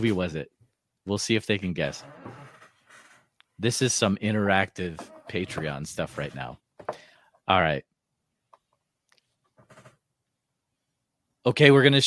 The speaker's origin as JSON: {"language": "English", "region": "Central Iowa", "country": "United States", "said": "I'm from Central Iowa"}